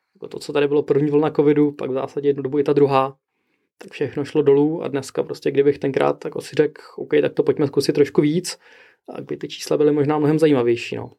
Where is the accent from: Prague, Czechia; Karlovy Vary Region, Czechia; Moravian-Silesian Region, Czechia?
Prague, Czechia; tak jsem z Prahy